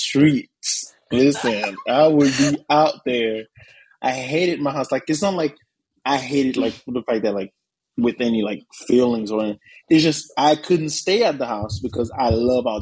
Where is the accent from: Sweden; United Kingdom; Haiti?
Haiti; moved away; I was born in Haiti.